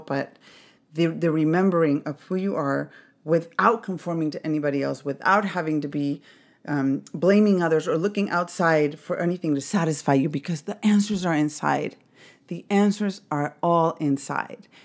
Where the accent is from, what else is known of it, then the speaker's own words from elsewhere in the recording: Mexico City, Mexico; I grew up in Mexico City